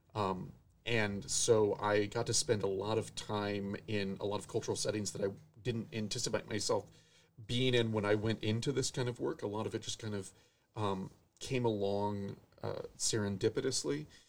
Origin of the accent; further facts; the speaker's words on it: Florida, United States; moved away as an adult; also born or lived in Connecticut / Nashville, Tennessee; now in Oshkosh, United States; I grew up in Florida